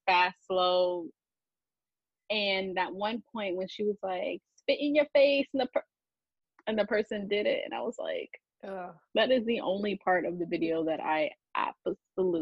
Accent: New York, United States; as a New Yorker

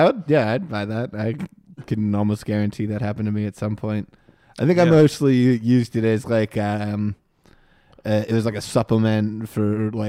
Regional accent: Moon Township, Pennsylvania, United States; born or raised there

